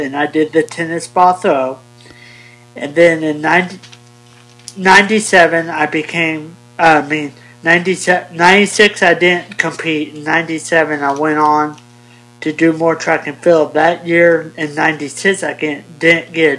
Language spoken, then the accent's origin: English; 30 minutes north of Paducah, southern Illinois, United States; I am from Bayan, Illinois, and I'm 30 minutes north of Paducah, so I'm way down south